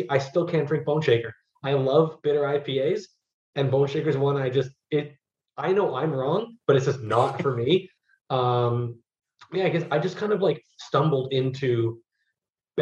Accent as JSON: {"language": "English", "town": "Toronto", "region": "Ontario", "country": "Canada", "also_born_or_lived": "Ottawa", "said": "I'm from Toronto originally, but I went to school in Ottawa, so I go home every summer"}